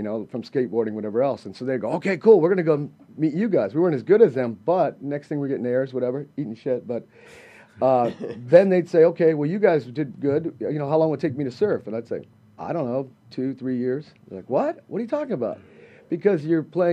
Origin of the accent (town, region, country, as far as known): Southern California, United States; born or raised there